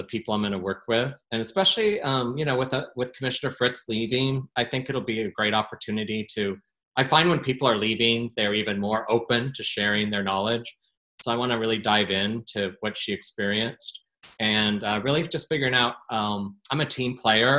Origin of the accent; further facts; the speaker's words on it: Portland, Oregon, United States; my hometown